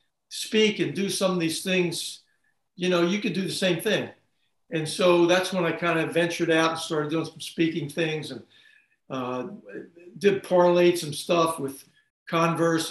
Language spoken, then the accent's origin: English; Wilmington, Delaware, United States; moved away as an adult; also born or lived in Texas / Spain; I grew up in Wilmington, Delaware. Delaware guy.